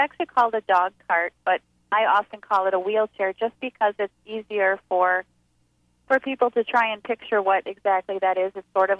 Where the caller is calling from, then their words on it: Wisconsin, United States; We are calling from Wisconsin.